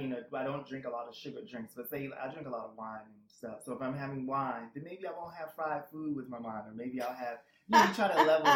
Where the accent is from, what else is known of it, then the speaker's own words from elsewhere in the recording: Alabama, United States; moved away; also born or lived in Boston, Massachusetts / Jersey City, New Jersey; And I am originally from Alabama.